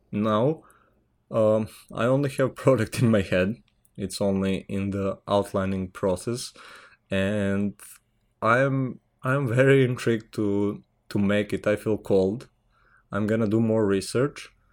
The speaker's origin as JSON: {"language": "English", "country": "Serbia", "second_language": "English", "said": "I'm from Serbia"}